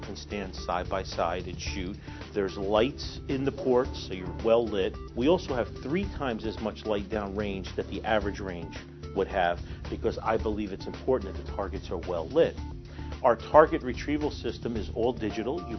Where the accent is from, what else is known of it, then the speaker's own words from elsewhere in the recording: Newark, New Jersey, United States; I grew up in Newark